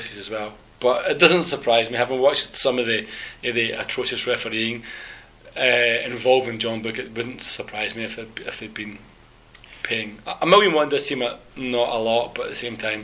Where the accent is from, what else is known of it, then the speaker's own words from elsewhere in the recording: Scotland, United Kingdom; now in South Korea; I'm coming from Scotland